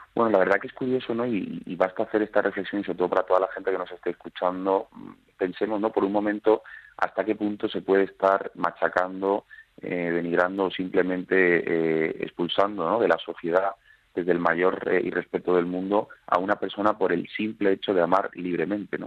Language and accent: Spanish; Seville, Andalusia, Spain; also born or lived in Málaga; now in Madrid, Spain; Yo soy sevillano viviendo en Madrid